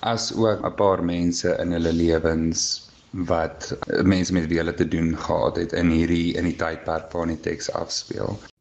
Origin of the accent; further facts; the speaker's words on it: Pretoria, Gauteng, South Africa; Ek is van Pretoria.